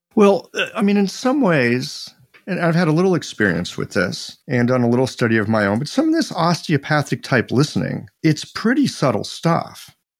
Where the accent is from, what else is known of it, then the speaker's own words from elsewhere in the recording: Midwest, United States; I'm this guy from the Midwest